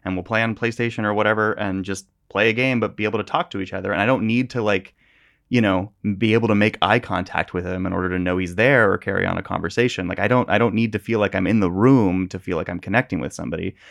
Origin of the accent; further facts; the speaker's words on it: Northern California, United States; I grew up in Northern California, which burns every year.